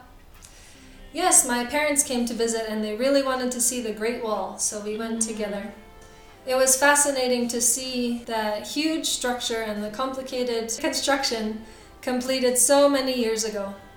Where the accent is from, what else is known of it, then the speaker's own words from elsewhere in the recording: Canada; now in China; I'm from Canada, just like my good friend Nana